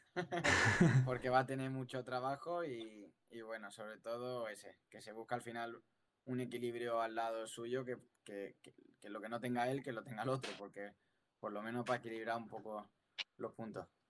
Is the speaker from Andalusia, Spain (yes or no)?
yes; Cádiz, Andalusia, Spain; Yo que soy de Cádiz